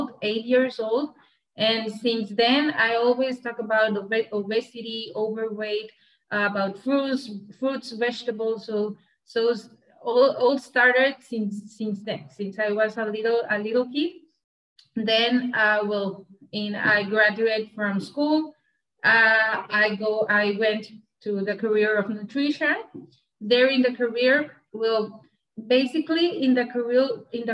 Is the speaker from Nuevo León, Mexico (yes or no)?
yes; Monterrey, Nuevo León, Mexico; I'm from Monterrey, Mexico. From the state of Nuevo León. Here is my region.